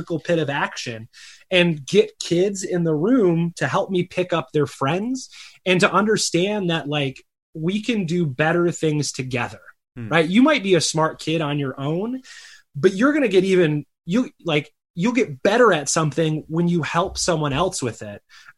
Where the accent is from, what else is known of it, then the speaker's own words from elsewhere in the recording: Chicago, Illinois, United States; also born or lived in Michigan; now in Arizona, United States; I live out in Arizona now, but he grew up in Chicago. I grew up in the Chicago area, and I grew up, you know, in the Michigan Great Lakes region.